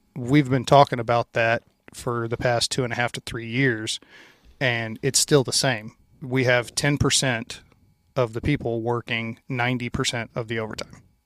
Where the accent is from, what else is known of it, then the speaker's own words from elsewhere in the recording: Louisiana, United States; moved away; where I grew up in Louisiana, I grew up out in the country